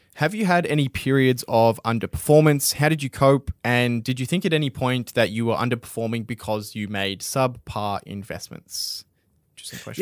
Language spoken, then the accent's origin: English; Australia; we're Australian